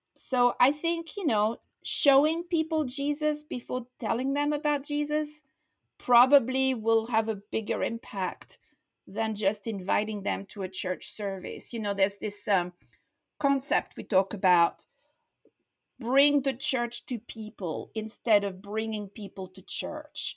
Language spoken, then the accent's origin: English; France; moved away as an adult; also born or lived in London; I was born in France. I grew up in France and I lived there until I was 21 years old